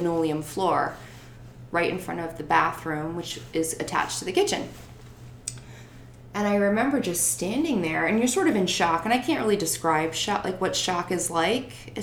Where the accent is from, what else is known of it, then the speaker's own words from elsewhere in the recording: Naugatuck, Connecticut, United States; we lived in my hometown of Naugatuck at the time